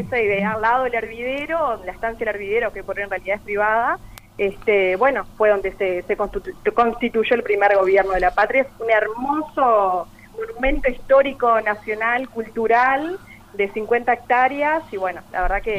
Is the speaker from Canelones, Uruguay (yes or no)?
no; Paysandú, Uruguay; nacida y criada acá en Paysandú